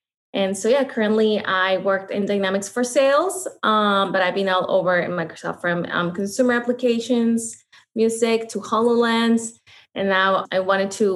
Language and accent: English; Mexico; moved away; I am actually from Mexico. I was born and raised in Mexico and I actually grew up in the border.